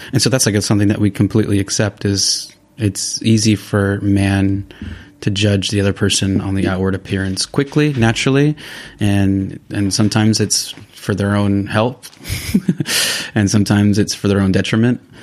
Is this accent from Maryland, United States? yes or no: no; California, United States; moved away as an adult; now in San Sebastián, Spain; I am originally from the United States, from California.